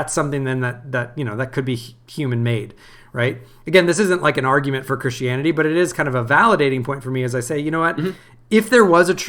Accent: United States; I'm thoroughly American

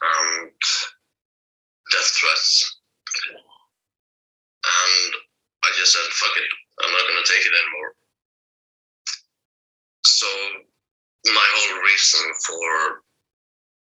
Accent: Bergen, Vestland, Norway; also born or lived in Tønsberg; They force moved me from my hometown Bergen, where I'm now, to a town called Tønsberg, which is on the east side of Norway.

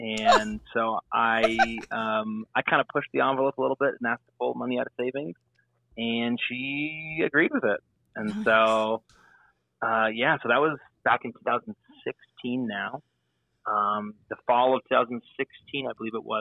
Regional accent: Ottawa, Ontario, Canada; moved away; I'm from Canada originally. I was born and raised in the Ottawa area, capital of Canada

